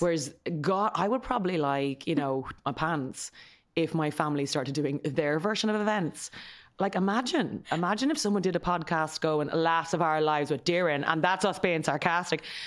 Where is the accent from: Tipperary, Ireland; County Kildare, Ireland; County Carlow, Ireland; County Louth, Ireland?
County Kildare, Ireland; Kildare; We grew up in Kildare town